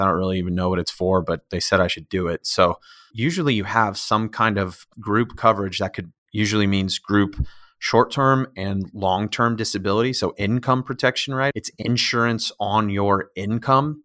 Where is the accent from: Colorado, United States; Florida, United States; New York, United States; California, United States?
Colorado, United States; Northern; also born or lived in Chicago; now in Colorado Springs, United States; I'm from Northern Colorado originally.